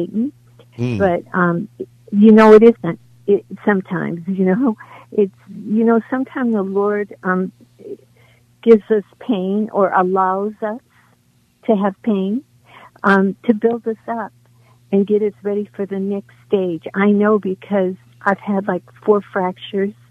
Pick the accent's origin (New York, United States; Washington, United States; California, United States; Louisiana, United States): Louisiana, United States; New Orleans; I'm from New Orleans, and I'm Creole, and we were united